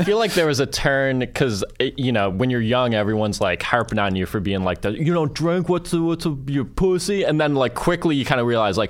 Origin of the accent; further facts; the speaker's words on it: Tonawanda, New York, United States; moved away as an adult; also born or lived in Buffalo, New York; now in New York City, United States; I grew up just outside of Kenmore, which is the nice area.